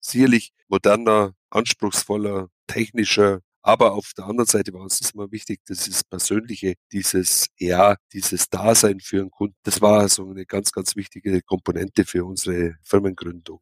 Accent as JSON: {"language": "German", "town": "Kaufbeuren", "region": "Bavaria", "country": "Germany", "tie": "born or raised there", "said": "Hier, hier geboren, hier aufgewachsen, hier zur Schule gegangen"}